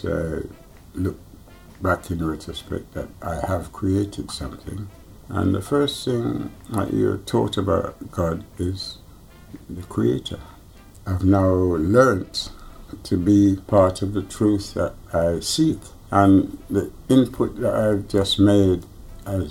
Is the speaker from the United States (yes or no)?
no; Jamaica; now in London, United Kingdom; I was born in Jamaica